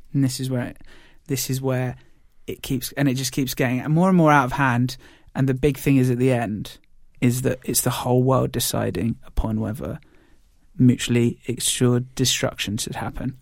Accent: United Kingdom; we're British

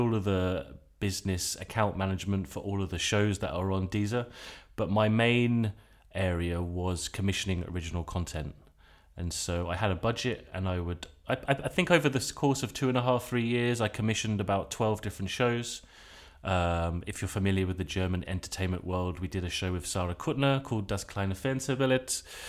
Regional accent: England, United Kingdom; now in Basel, Switzerland; and then I moved back to Basel, where my family are based. We're all English, but my parents have lived in Basel since 97.

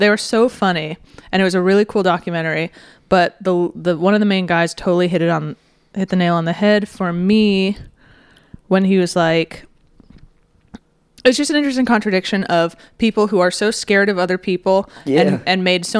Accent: Pasadena, California, United States

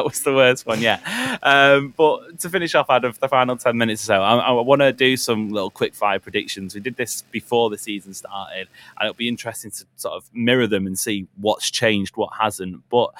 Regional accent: England, United Kingdom; as an Englishman

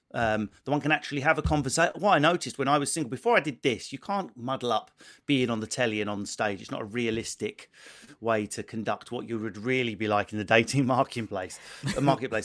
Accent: Essex, East of England, United Kingdom; someone like me born in Essex

